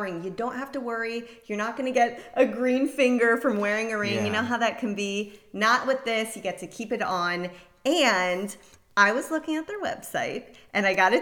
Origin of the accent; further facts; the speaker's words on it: South Florida, United States; also born or lived in Scottsdale, Arizona; now in Orlando, United States; I was born in Scottsdale, Arizona. And then I moved here when I was four and I was raised in South Florida.